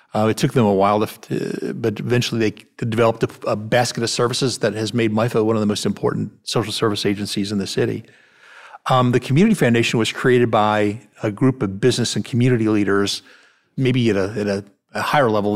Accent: Cleveland, Ohio, United States; now in Memphis, United States; I grew up in Cleveland, Ohio, where there are a lot of people moving in and moving out all the time.

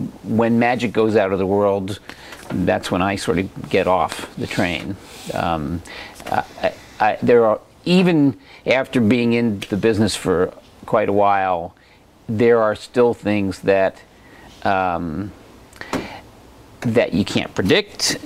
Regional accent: suburban New Jersey, United States; moved away as an adult; also born or lived in Vermont; now in Oregon, United States; I grew up on the East Coast in suburban New Jersey

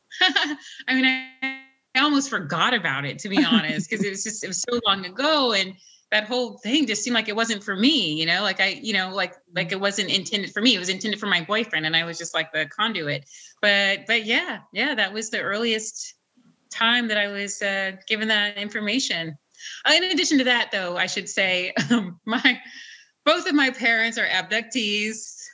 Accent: Nashville, Tennessee, United States; moved away; where my parents made me, which is Nashville

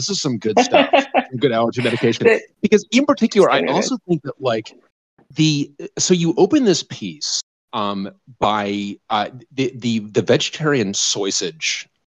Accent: Colorado, United States; No, I grew up in Colorado, so in the 80s.

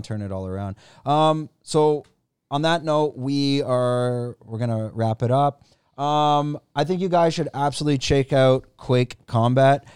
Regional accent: Canada; now in Thailand; I'm from Canada

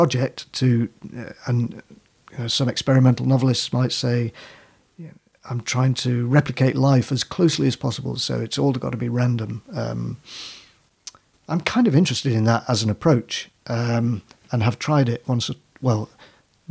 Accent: Manchester, North West England, United Kingdom; also born or lived in Whitley Bay, North East England; I was born in Manchester and then when I was very small, we went to Whitley Bay

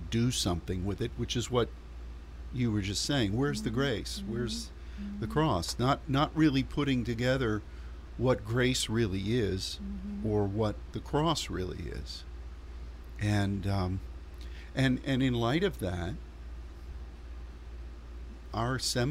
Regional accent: Pittsburgh, Pennsylvania, United States; my hometown mm-hmm. of Pittsburgh

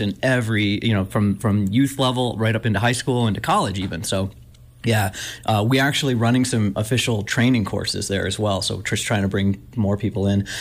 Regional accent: Buffalo, New York, United States; moved away; I grew up in Buffalo, New York, and I grew up right next to Rich Stadium

